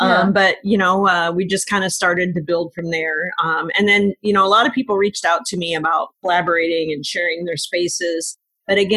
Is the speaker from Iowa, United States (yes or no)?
yes; Des Moines, Iowa, United States; I grew up here in Des Moines. I'm a Roosevelt High School grad, a University of Iowa graduate. So I'm an Iowan